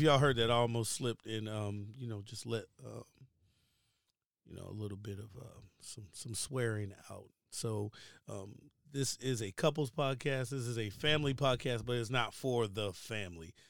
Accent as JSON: {"language": "English", "town": "Baltimore", "region": "Maryland", "country": "United States", "also_born_or_lived": "Richmond, Virginia", "moved": "yes", "said": "I'm originally from Baltimore, Maryland. Um, by way of Richmond, Virginia, which means, like, I went to school in Virginia"}